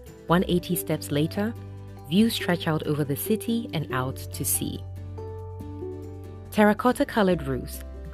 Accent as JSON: {"language": "English", "country": "Ghana", "said": "as a Ghanaian"}